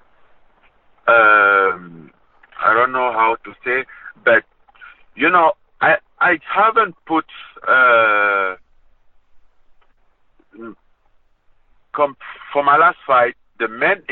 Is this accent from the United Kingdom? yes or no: no; Cameroon; moved away; my hometown, my Cameroon